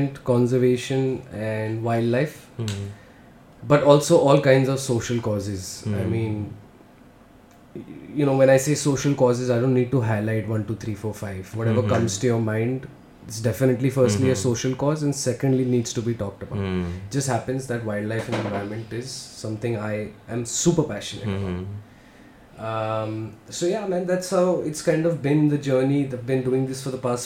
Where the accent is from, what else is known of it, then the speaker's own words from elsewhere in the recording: Delhi, India; I am essentially a filmmaker born and brought up in Delhi. Did my schooling here, did my college here